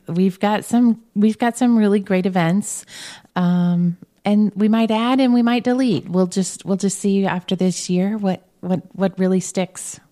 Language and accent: English; Brownsburg, Indiana, United States; also born or lived in Danville, Indiana; Grew up in Brownsburg